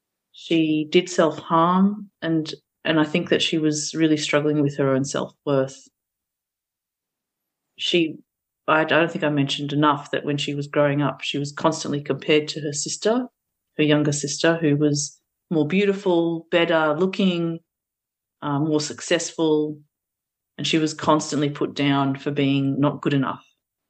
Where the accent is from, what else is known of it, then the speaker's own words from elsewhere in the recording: Australia; English is a second language; We then did move to Australia, and in the early years of our migration, that was very difficult. I had to go straight into school even though I was 4 years old and I didn't speak any English.